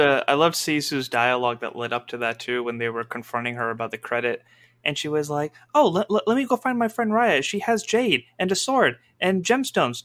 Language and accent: English; Pakistan; my culture as a Muslim, as a Pakistani